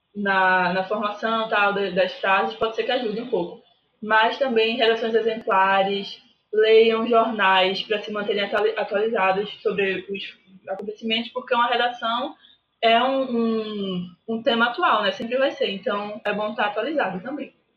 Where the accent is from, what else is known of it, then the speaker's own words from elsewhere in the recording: Recife, Pernambuco, Brazil; eu sou de Recife, Pernambuco